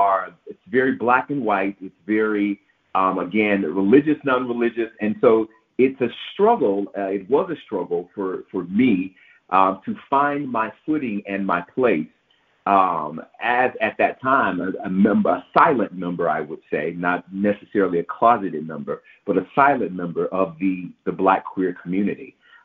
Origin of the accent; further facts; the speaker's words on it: Memphis, Tennessee, United States; Growing up in Memphis and surrounded by the religiosity of the city did have a bearing on the upbringing that I indeed received.